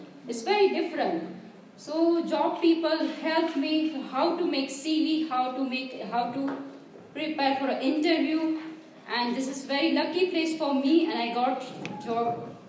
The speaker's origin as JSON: {"language": "English", "country": "India", "moved": "as an adult", "lives_now": "London, United Kingdom", "said": "I'm coming from India"}